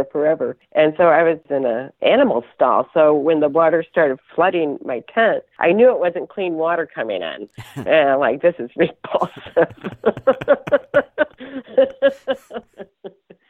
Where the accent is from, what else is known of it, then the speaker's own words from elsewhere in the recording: Maine, United States; I come from Maine